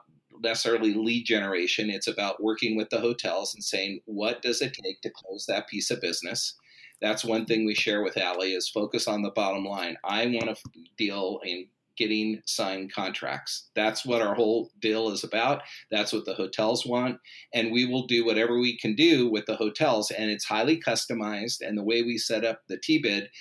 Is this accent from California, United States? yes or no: yes; Los Angeles, California, United States; I grew up in Los Angeles in the San Fernando Valley in the shadows of Hollywood.